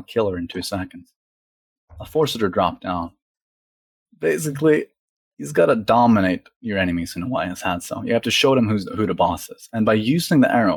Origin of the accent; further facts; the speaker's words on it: Norway; I'm from Europe, by the way. I'm Norwegian.